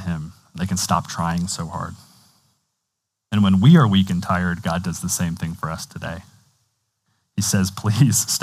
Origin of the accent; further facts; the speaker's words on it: United States; As American Christians